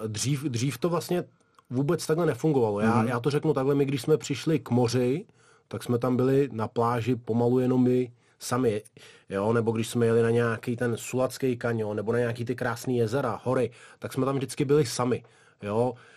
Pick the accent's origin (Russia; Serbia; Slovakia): Russia; Dagestan; now in Czech Republic; A já jsem se tam vlastně narodil, takže odtud vlastně pocházím.